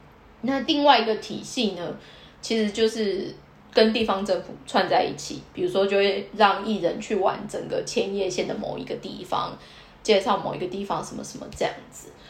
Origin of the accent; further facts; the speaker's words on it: Kaohsiung, Taiwan; moved away as an adult; now in Tokyo, Japan; 因为我高雄人嘛